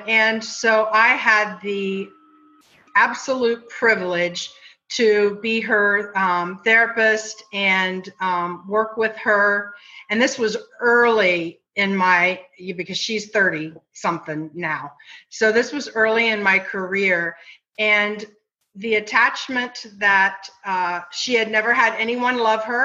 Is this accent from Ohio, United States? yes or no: yes; Ohio, United States; moved away; We are all from Ohio